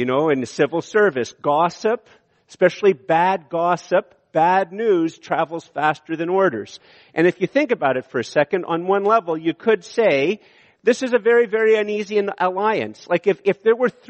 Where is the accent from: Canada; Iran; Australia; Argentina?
Canada; we're too Canadian